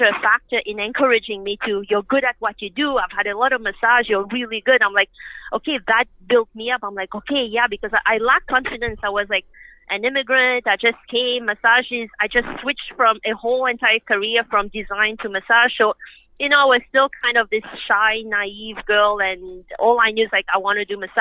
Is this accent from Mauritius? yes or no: yes; Mauritius; now in Canada; I grew up in Mauritius, which is an island off the east coast of Africa